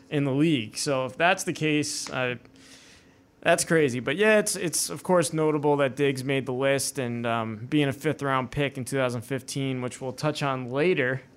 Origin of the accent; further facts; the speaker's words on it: New York, United States; moved away; I grew up in New York